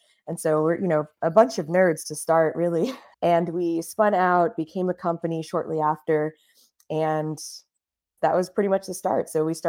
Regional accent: Miami, Florida, United States; So I grew up down south in Miami, Florida, in the United States.

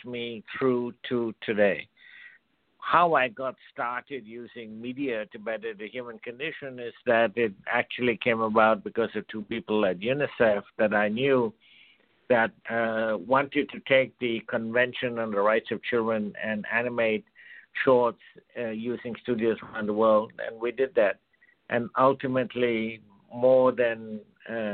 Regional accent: India; I was born and brought up in India

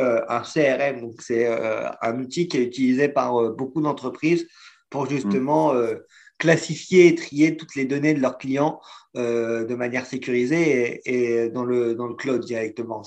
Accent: France; en tant que Français

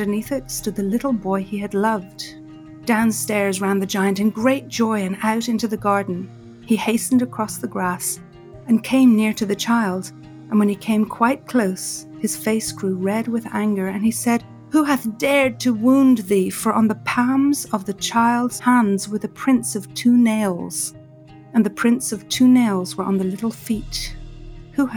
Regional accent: Ireland; I grew up with in Ireland

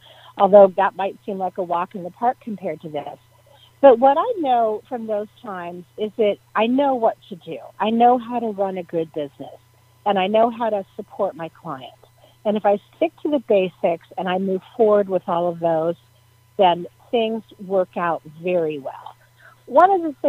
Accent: Menlo Park, California, United States; my hometown in downtown Menlo Park

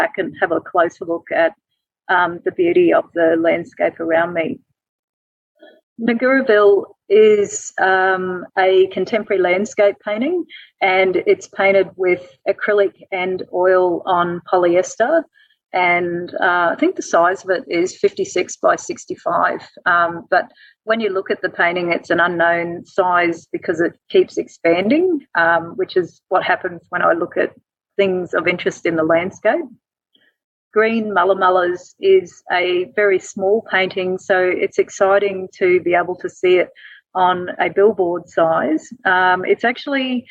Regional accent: Winton, Queensland, Australia; I'm originally from Winton

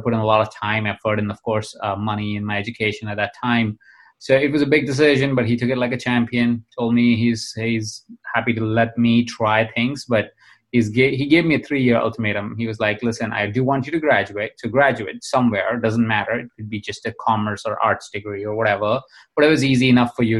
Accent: Jaipur, Rajasthan, India; I was born in India. I was born in a small town in India called Jaipur.

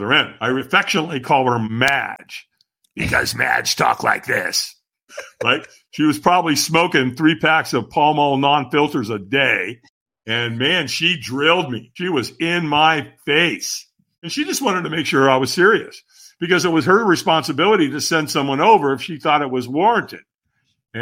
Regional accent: Long Beach, California, United States; also born or lived in Hollywood, California; And so I moved from Hollywood to Long Beach. And I was five

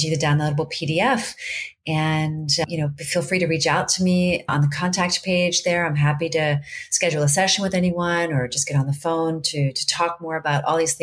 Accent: D.C., Virginia, United States; also born or lived in Maryland; I grew up in Virginia outside of Washington, D.C.

